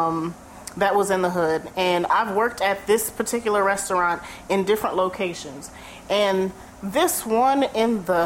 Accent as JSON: {"language": "English", "town": "Camden", "region": "New Jersey", "country": "United States", "tie": "born or raised there", "also_born_or_lived": "Bronx, New York", "said": "I was born in the Bronx. I was raised in Camden, New Jersey"}